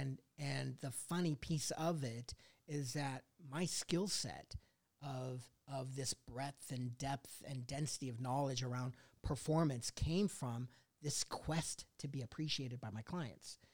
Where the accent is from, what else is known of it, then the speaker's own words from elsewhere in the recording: Colorado, United States; also born or lived in Indiana; Moved to Colorado and, and s, you know, grew up there